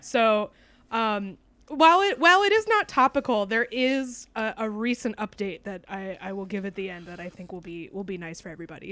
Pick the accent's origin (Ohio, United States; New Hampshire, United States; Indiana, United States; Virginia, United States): New Hampshire, United States; also born or lived in Texas; I am truly a New Englander